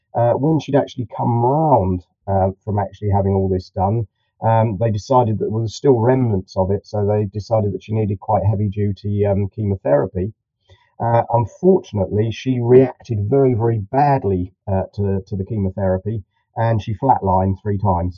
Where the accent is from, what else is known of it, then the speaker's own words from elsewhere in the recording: Farnham, South East England, United Kingdom; I'm about um, 30 miles um, southwest of London, a little place uh, called Farnham. It's on the Hampshire-Surrey border